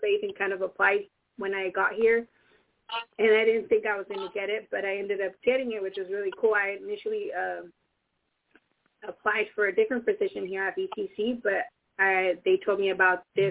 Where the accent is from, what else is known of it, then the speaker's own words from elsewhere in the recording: Salinas, California, United States; I was born and raised in Salinas